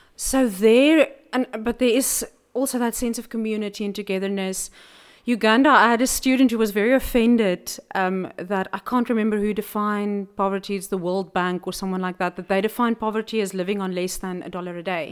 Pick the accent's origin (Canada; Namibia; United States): Namibia; now in South Africa; I grew up in Namibia and everything's flat.